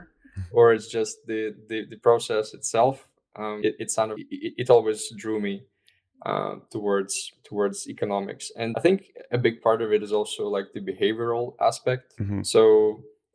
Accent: Estonia; I'm originally from Estonia

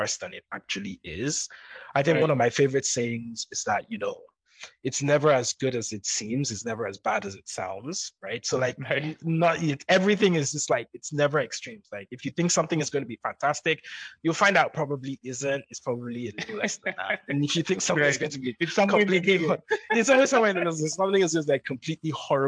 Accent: Nigeria; moved away; also born or lived in London; I'm going back to Nigeria.

